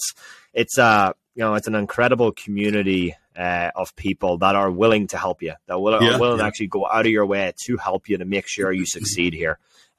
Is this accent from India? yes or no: no; Ireland; especially as Irish people. You know, we're always looking for that, you know.